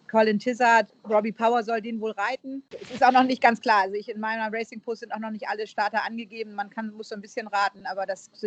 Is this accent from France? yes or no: no; Northern England, United Kingdom; accent: northern English; Ich habe ja einen nordenglischen Akzent.